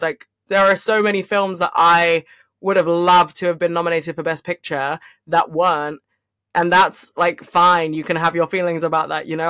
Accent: London, United Kingdom; I am from London

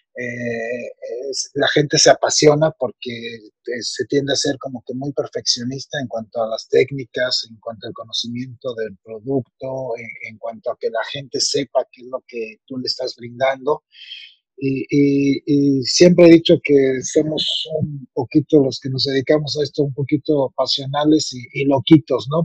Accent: Mexico; soy un cocinero mexicano apasionado

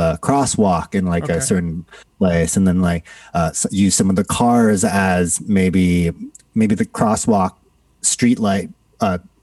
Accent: Toronto, Ontario, Canada; also born or lived in Singapore; now in New York, United States; I grew up in Singapore, born in Singapore, grew up in Canada, Toronto, Canada

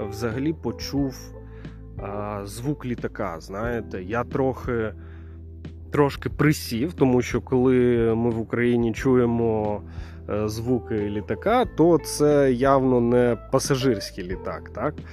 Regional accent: Ukraine; потім чує мій акцент, питає, звідки я. Я кажу, що з України.

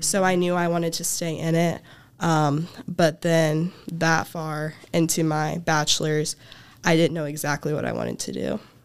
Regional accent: Tuscola, Illinois, United States; I'm from Tuscola, Illinois, about thirty minutes south of campus.

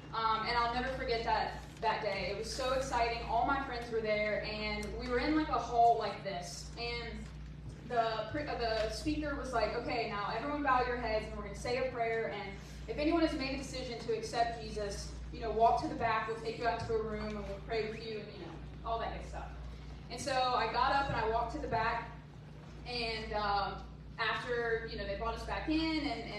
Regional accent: Mill Creek, James River, Virginia, United States; moved away as an adult; now in Lexington, United States; I have been going to Mill Creek since I was born. I went to preschool at Mill Creek

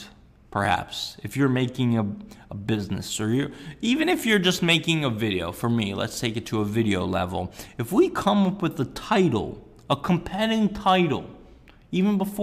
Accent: Sunnyvale, California, United States; growing up in Sunnyvale

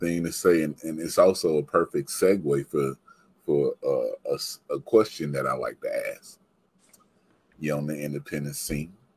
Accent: Mississippi, United States; I'm from Mississippi

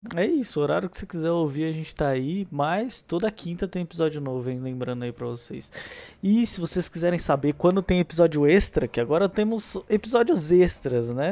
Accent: São Paulo, Brazil; Como bom paulistano que sou

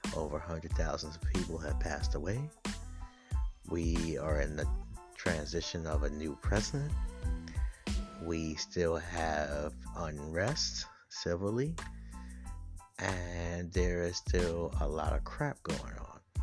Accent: New York, United States; I'm from New York, I'm in the city

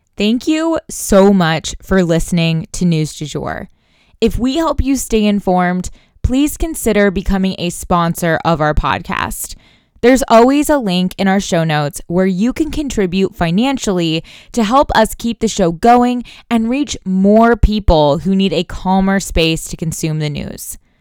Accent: Tulsa, Oklahoma, United States; I am from Tulsa, Oklahoma

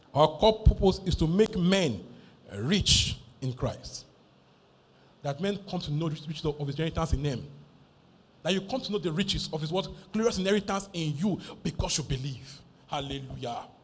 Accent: Nigeria

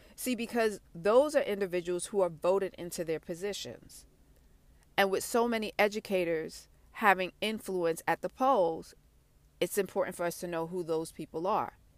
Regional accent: New York City, New York, United States; I'm from Brooklyn

